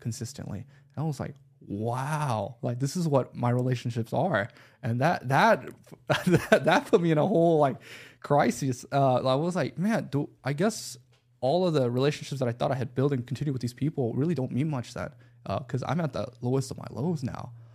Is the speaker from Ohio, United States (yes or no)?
no; Buford, Georgia, United States; also born or lived in Los Angeles, California; Growing up in Beaufort, Georgia, not many options.